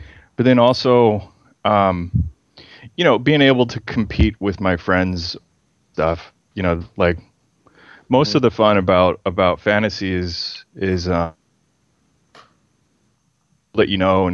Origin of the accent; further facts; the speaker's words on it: Baton Rouge, Louisiana, United States; also born or lived in Lake Charles, Louisiana; now in San Diego, United States; I was born in Louisiana, around the I was born in Lake Charles, but kind of grew up around the Baton Rouge area